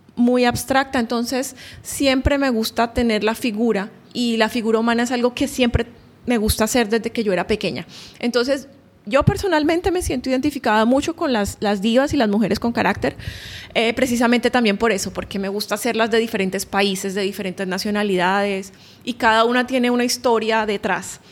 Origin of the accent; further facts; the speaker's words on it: Barranquilla, Atlántico, Colombia; now in Oman; colombiana, eh, yo nací en Barranquilla, Colombia